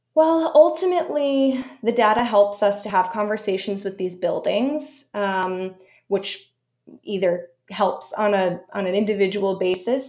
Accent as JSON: {"language": "English", "region": "Connecticut", "country": "United States", "tie": "born or raised there", "also_born_or_lived": "Syracuse", "moved": "as an adult", "lives_now": "New York, United States", "said": "as a kid, I grew up in Connecticut in the, in the, backwoods"}